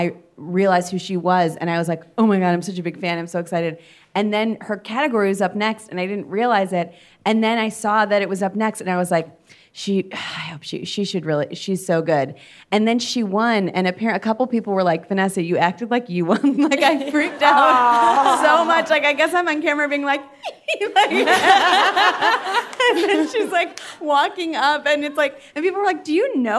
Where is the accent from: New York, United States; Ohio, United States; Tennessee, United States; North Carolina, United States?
Ohio, United States; Cleveland; moved away; we're also both from Cleveland